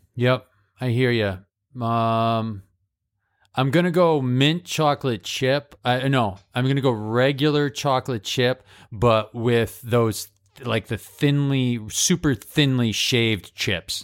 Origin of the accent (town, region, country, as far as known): Holyoke, Massachusetts, United States; born or raised there